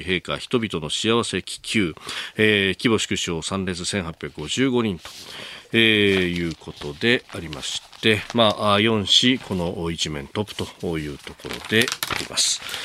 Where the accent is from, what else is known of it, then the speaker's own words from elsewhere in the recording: Kanagawa, Japan; 神奈川出身